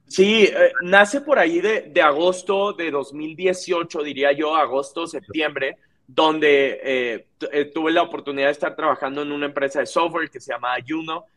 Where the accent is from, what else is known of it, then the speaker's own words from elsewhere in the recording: Monterrey, Nuevo León, Mexico; soy alguien que me considero regio, me, encanta Monterrey, eh, toda mi vida viví ahí